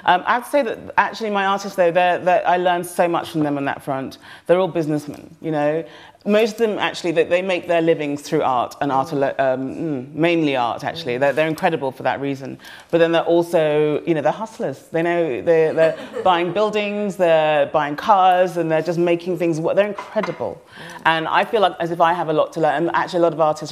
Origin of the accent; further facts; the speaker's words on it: Nigeria; I'm so Nigerian